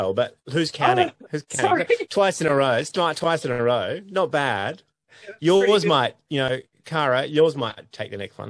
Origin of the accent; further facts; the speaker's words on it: Sydney, New South Wales, Australia; I was born in Sydney. Yeah, I was born in what is now a block of high quality premium apartments in Darlinghurst. It's a St. Margaret's Maternity Hospital. It was in Darlinghurst in Sydney, and now it's just like this extremely wealthy part of town.